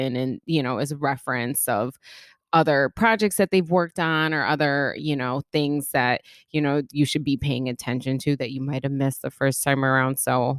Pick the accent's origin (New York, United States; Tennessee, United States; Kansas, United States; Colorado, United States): New York, United States; Bronx; yeah, I'm a girl and I grew up in the Bronx.